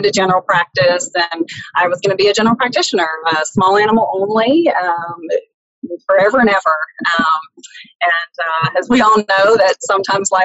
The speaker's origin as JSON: {"language": "English", "town": "Poplarville", "region": "Mississippi", "country": "United States", "tie": "born or raised there", "also_born_or_lived": "Missouri / Texas", "moved": "as an adult", "said": "I am from a really small town in southern Mississippi called Poplarville"}